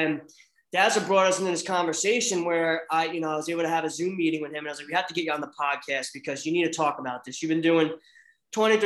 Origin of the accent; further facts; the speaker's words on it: Manalapan, New Jersey, United States; I grew up in Monmouth County, Manalapan